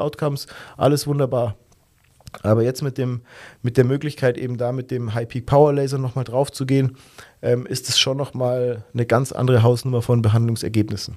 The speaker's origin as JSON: {"language": "German", "country": "Germany", "said": "bei uns in Deutschland"}